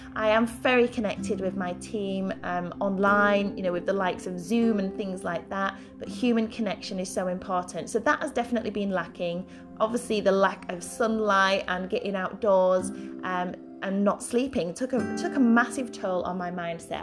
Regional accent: Yorkshire and the Humber, United Kingdom; moved away as an adult; also born or lived in London; I'm a Yorkshire born and bred girl, as you can probably tell by my accent

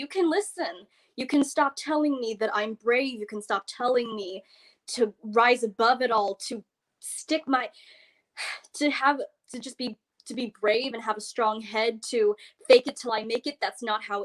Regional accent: United States; I am Asian American. I was raised in America.

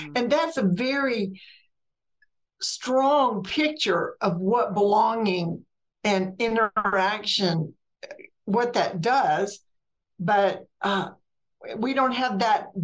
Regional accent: Mississippi, United States; moved away as an adult; also born or lived in Alabama / Georgia / Florida / North Carolina; I grew up in a very small Mississippi town

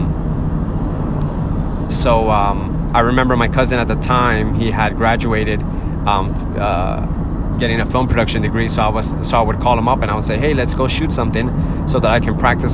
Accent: Miami, Florida, United States; I'm from Miami

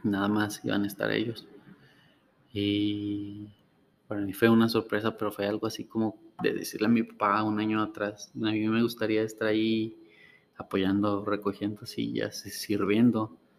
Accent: Ciudad Juárez, Chihuahua, Mexico; also born or lived in Gómez Palacio, Durango; Al año me trajeron mis papás para acá. Ah, pues, pues prácticamente, prácticamente soy de, de Juárez

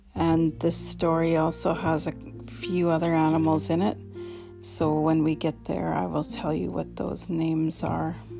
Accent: Canoe Creek, Dog Creek, British Columbia, Canada; now in Kamloops, Canada; I come from Canoe Creek, Dog Creek

